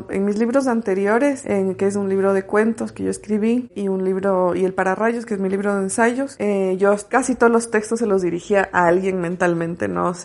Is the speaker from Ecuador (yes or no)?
yes; Quito, Pichincha, Ecuador; also born or lived in Guayaquil; mi madre, mi hermana y yo nos mudamos de Guayaquil a Quito, recuerdo con mucha claridad haberme sentido muy arrobada por el paisaje. Me, me conmocionó, yo era muy chica, tenía 8 o 9 años